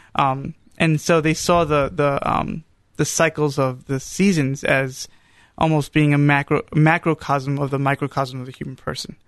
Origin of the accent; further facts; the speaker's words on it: New York, United States; moved away; also born or lived in Charlotte, North Carolina; growing up in New York.